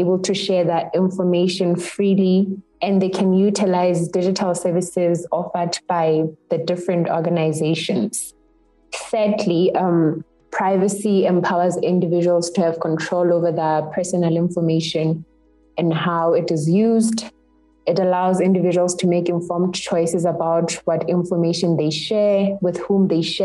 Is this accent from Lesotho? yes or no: yes; Lesotho; I come from Lesotho